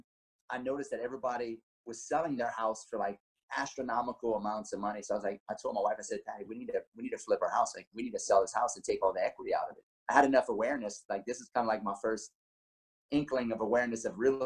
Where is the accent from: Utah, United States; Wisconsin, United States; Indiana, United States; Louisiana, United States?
Louisiana, United States; Lafayette; where I'm from Lafayette, Louisiana, 38 years old